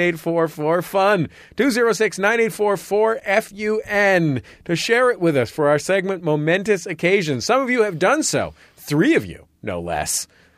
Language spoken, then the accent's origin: English; Missouri, United States; By the way, I'm from Missouri.